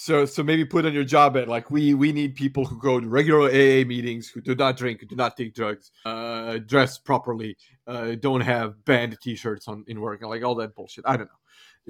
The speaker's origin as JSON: {"language": "English", "country": "Croatia", "said": "because I come from Croatian coffee culture, I would grab my team and take them out for coffee."}